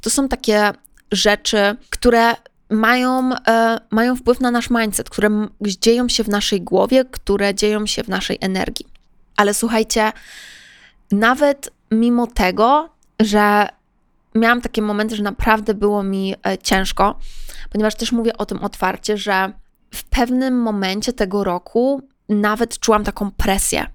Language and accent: Polish; Poland; byłam ja z Polski